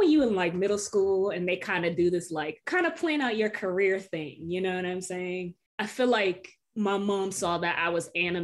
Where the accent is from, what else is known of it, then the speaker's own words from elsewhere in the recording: Norfolk, Virginia, United States; the areas that I was growing up in Norfolk